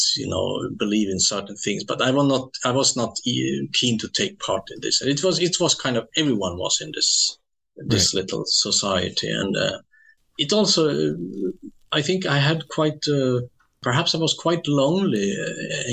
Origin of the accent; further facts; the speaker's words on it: Skellefteå, Västerbotten County, Sweden; English is a second language; moved away; my hometown